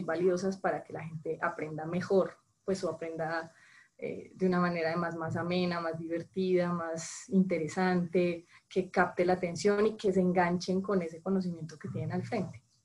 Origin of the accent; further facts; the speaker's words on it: Colombia; moved away as an adult; now in Mexico; supongo que por el acento supondrán que no soy mexicana, soy colombiana, llevo seis años viviendo en, México